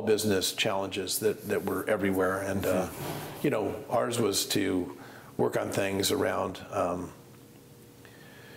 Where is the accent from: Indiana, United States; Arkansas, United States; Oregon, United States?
Oregon, United States; McMinnville; I grew up in McMinnville, so I'm a local